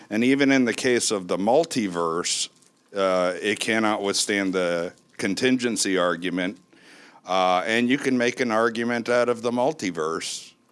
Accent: Tequila, Jalisco, Mexico; Uh, I'm from Tequila.

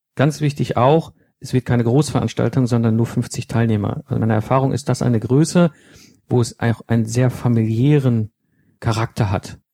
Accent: Germany; als Deutsche

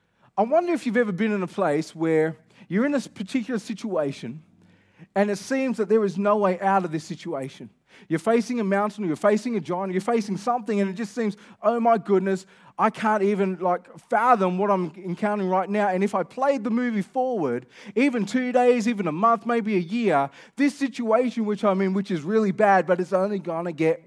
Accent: Kelmscott, Western Australia, Australia; You know I'm from Kelmscott, so I'm not like that familiar with Elevate.

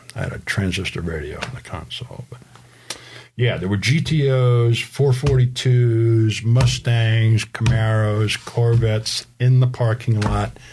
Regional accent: Rhode Island, United States; moved away; the home I grew up in in Rhode Island

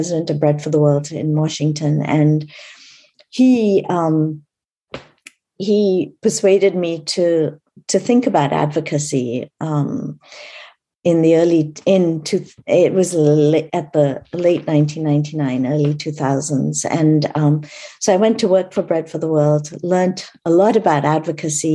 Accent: India; I was born in India a long, long time ago

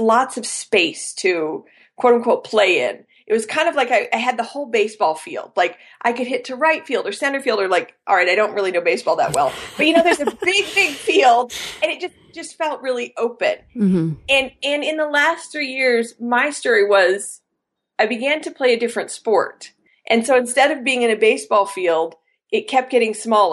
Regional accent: Colorado, United States; moved away as an adult; also born or lived in China / Beijing, China; now in Denver, United States; I grew up in Colorado

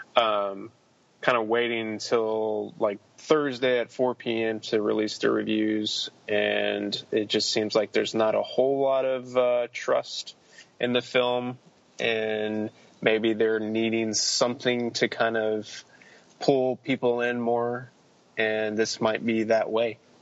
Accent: Denton, Texas, United States; filmed in my hometown, in Texas, at the University of North Texas

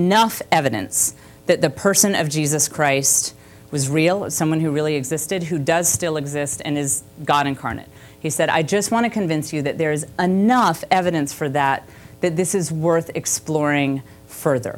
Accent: the Bible Belt, the South, United States; I had grown up in the Bible Belt

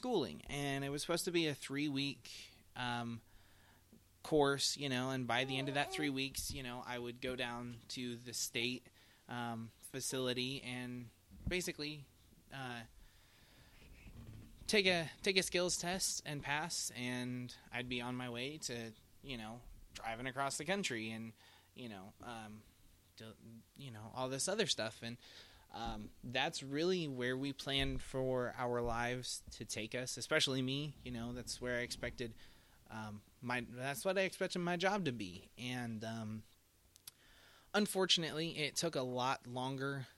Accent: Indiana, United States; they sent me down to Indianapolis because we are from Indiana.

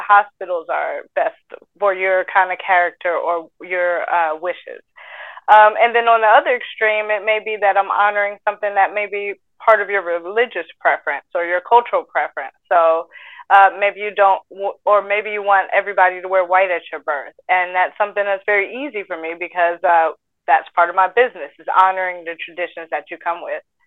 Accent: Atlanta, Georgia, United States

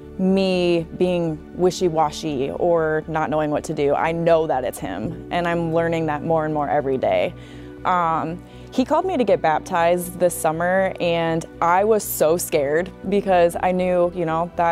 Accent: Clear Lake, United States; I'm from Clear Lake.

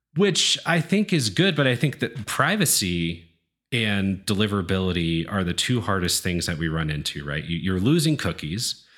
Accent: East Coast, United States; moved away; I'm from the East Coast originally

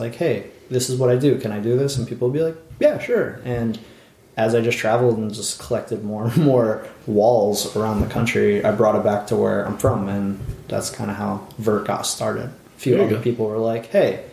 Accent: New Jersey, United States; also born or lived in Philadelphia; From South Jersey

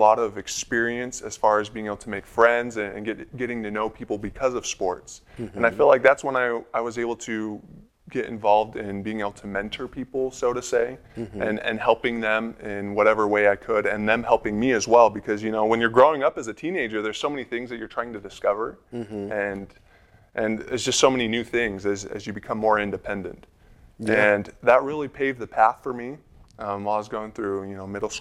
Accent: Utah, United States; I'm a Utah boy. I grew up here in Utah. Most of it was actually in Salt Lake County

